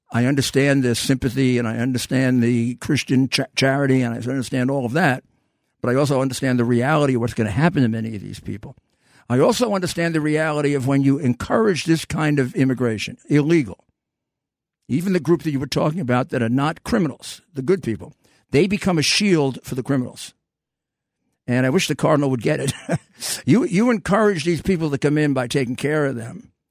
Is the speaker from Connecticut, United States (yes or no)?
no; New York City, New York, United States; I am from New York City, come to think of it, and proud of it